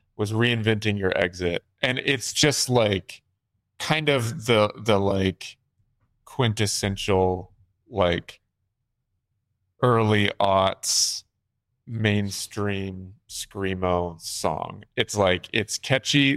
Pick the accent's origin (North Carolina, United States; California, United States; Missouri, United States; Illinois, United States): North Carolina, United States; I'm from North Carolina